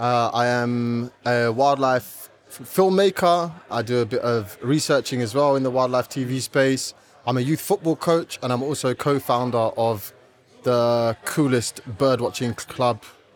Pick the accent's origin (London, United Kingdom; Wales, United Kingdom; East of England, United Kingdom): London, United Kingdom; Yeah, I grew up in East London, born and raised East London for all my sins.